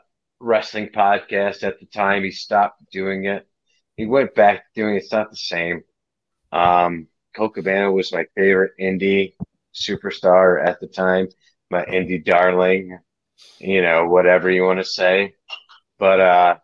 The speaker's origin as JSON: {"language": "English", "region": "Michigan", "country": "United States", "tie": "born or raised there", "said": "I grew up in Michigan. I'm in Michigan."}